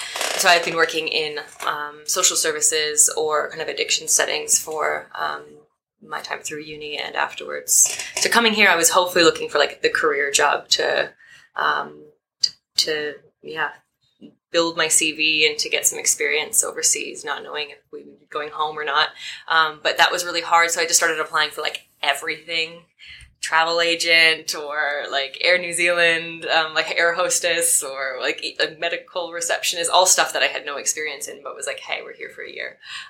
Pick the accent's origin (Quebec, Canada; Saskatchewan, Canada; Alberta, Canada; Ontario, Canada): Alberta, Canada; Calgary; moved away as an adult; also born or lived in Vancouver, British Columbia, Canada; I grew up in Calgary, Alberta, Canada, and moved to Vancouver for uni. And then I stayed there for about 7 years all up, never wanting to return back to Calgary.